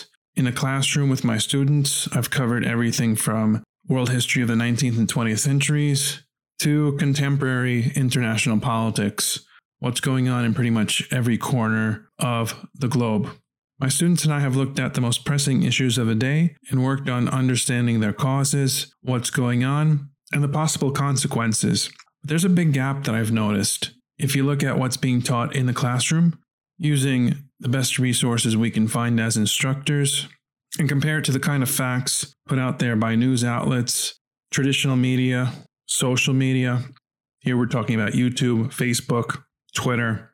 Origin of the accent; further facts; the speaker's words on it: New York City, New York, United States; where I grew up in Brooklyn, New York, my very first job while I was still in junior high school was a paper boy.